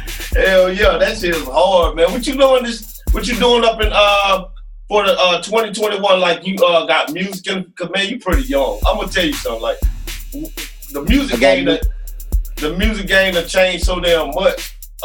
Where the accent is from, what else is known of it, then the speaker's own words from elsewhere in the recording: Alabama, United States; I got a lot of Alabama ties and stuff like that. And yeah, I grew up in Alabama, you know what I'm saying?